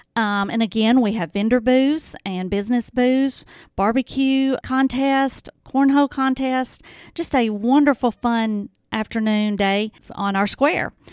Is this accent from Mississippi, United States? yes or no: yes; Horn Lake, Mississippi, United States; also born or lived in Hernando, Mississippi; I was born and raised in Horn Lake